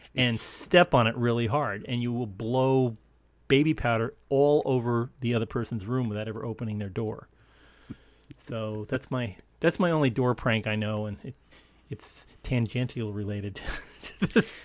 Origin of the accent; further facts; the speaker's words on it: upstate New York, United States; the local A M station in my, my hometown in upstate New York